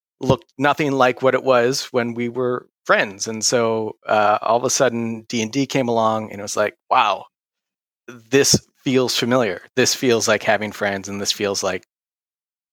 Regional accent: Michigan, United States; moved away as an adult; now in Massachusetts, United States; I'm from Michigan originally.

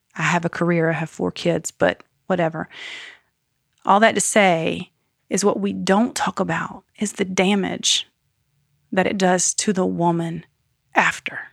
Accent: Greenville, United States; also born or lived in North Carolina / Savannah / Florence; now in Asheville, United States; when I grew up in Greenville

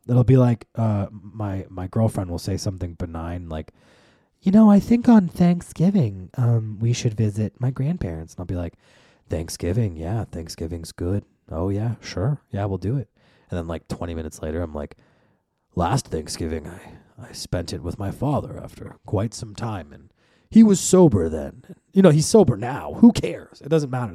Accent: United States; we're American

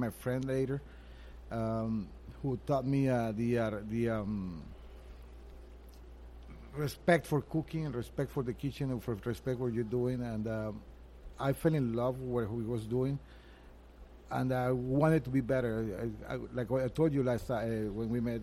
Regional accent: Venezuela; moved away as an adult; also born or lived in Montreal, Canada; I'm Venezuelan. I was born in Venezuela a couple of years ago. And I moved to Montreal, Canada in 1994.

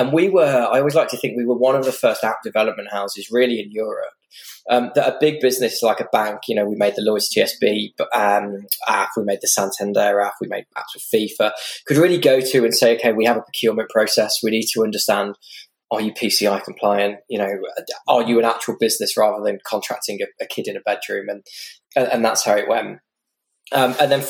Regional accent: Stourbridge, West Midlands, United Kingdom; I grew up in the West Midlands in a working class town called Stourbridge

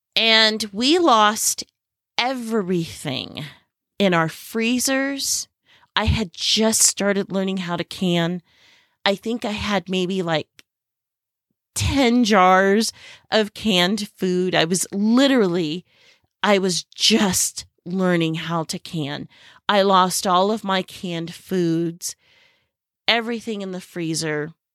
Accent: Silicon Valley, California, United States; moved away as an adult; now in Southern Arizona, United States; I grew up in the Silicon Valley of California

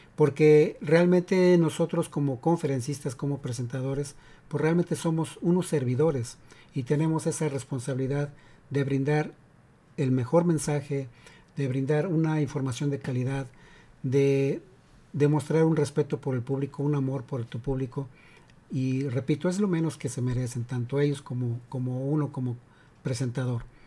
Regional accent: Mexico; now in United States; soy de México y en la secundaria

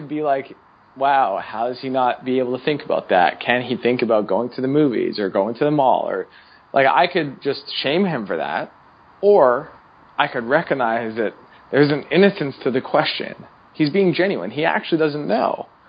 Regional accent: Canada; now in United States; When I moved from Canada to the U.S., I also lost a percentage of my friends because I no longer lived in the same town.

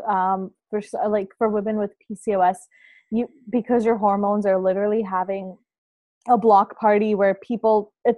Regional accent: Toronto, Ontario, Canada; I'm from Toronto, Canada

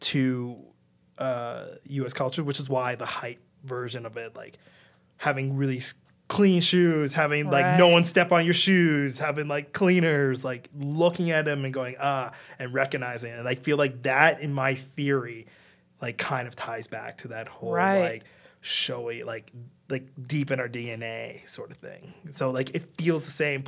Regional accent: Ghana; now in Canada; I'm Ghanaian. I am first generation immigrant here in Canada.

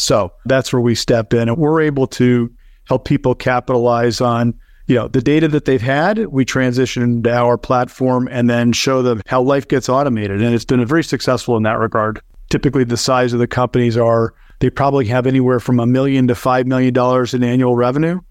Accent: Connecticut, United States; moved away as an adult; now in Naples, United States; I grew up in Connecticut

